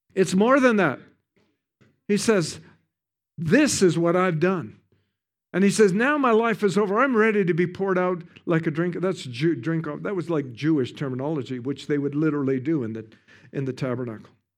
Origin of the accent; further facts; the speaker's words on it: Canada; I'm from Canada. We have the best ski hills in the world